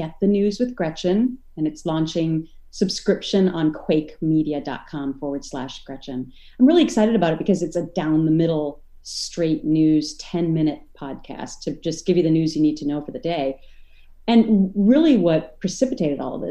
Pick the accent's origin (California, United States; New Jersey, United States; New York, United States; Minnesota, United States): Minnesota, United States; now in Connecticut, United States; where I grew up in Minnesota